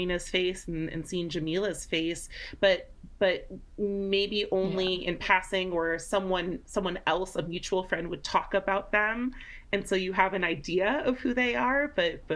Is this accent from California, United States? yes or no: yes; Oakland, California, United States; now in Hayward, United States; I'm originally from Oakland, so I'm like feeling this Oakland love